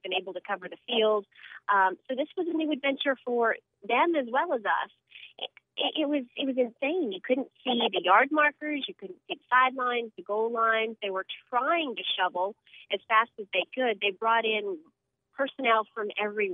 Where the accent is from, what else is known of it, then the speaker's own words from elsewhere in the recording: New Orleans, Louisiana, United States; I'm from New Orleans. I am a Gulf Coast girl